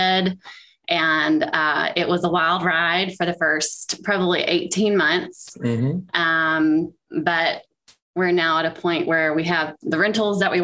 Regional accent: Macon, Georgia, United States; now in Columbia, United States; I'm from Macon, Georgia originally

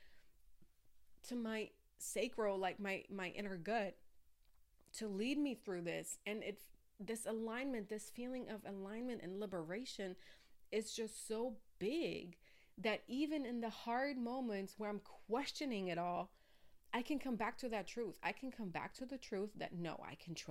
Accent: Germany; I grew up in Germany

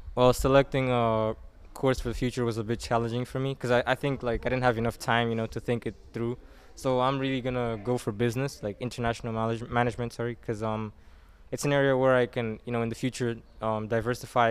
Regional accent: Mozambique; from Mozambique. I was born here and basically lived here all my life

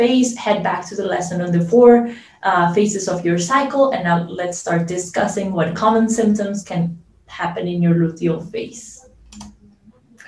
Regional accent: Colombia; I am from Colombia

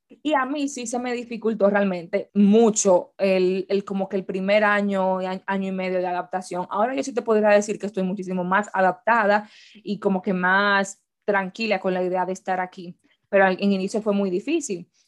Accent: Dominican Republic; moved away as an adult; yo salí de mi casa en República Dominicana a vivir ya aquí

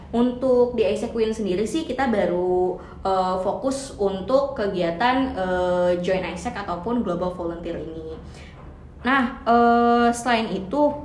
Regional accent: Indonesia; aku nggak sendiri dari Indonesia

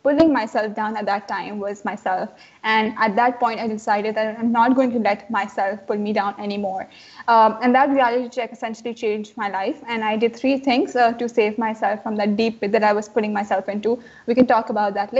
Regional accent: Karachi, Sindh, Pakistan; I was stuck in Karachi, my hometown

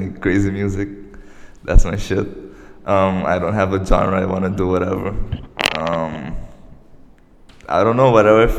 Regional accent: Venezuela; I'm from Venezuela.

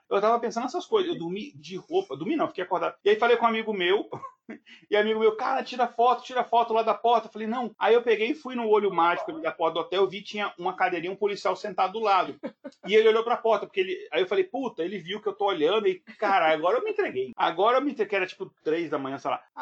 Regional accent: Brasília, Federal District, Brazil; accent: Brasília; ainda mais eu com meu sotaque de Brasília, que o povo acha que é carioca

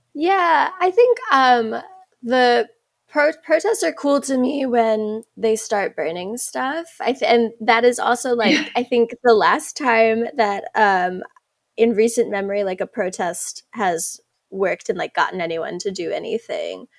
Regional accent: South Africa; I'm South African

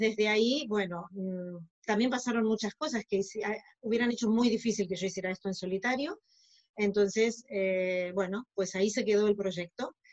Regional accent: Argentina; moved away as an adult; now in Barcelona, Spain; yo soy originaria de Argentina, aunque ahora estoy viviendo en Barcelona

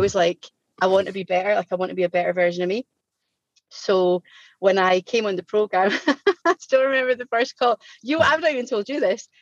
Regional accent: Scotland, United Kingdom; I'm Scottish and I'm aware I speak really, really fast

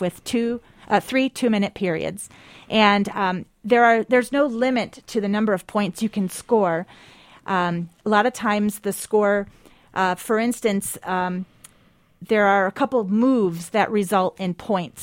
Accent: Spencerport, New York, United States; moved away; I am from a small town, uh, west of Rochester, New York

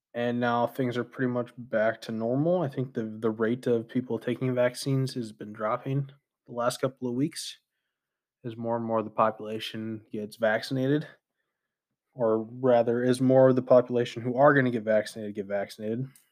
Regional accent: United States; as an American citizen

